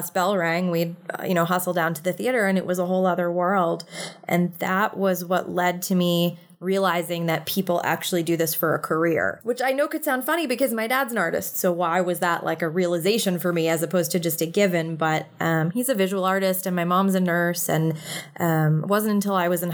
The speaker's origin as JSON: {"language": "English", "town": "New York City", "region": "New York", "country": "United States", "tie": "born or raised there", "said": "I'm a born and raised New York City kid. I actually grew up in the heart of the city."}